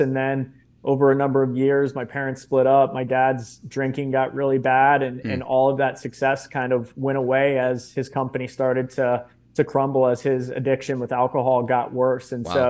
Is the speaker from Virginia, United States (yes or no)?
yes; Reston, Virginia, United States; I grew up in the town that I'm currently sitting in, which is Reston, Virginia, which is about 30 minutes outside of Washington, D.C. And my parents actually met in the Marine Corps.